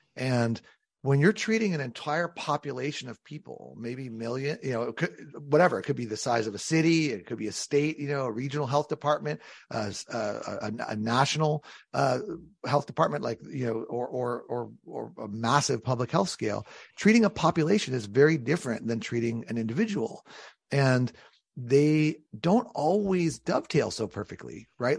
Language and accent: English; San Diego, California, United States; now in Connecticut, United States; I come from San Diego, California, is where I was born